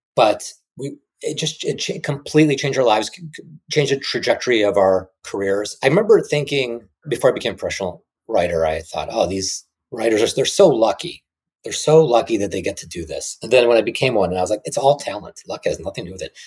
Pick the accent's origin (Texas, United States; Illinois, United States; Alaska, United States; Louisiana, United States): Illinois, United States; Chicago; moved away; I was from Chicago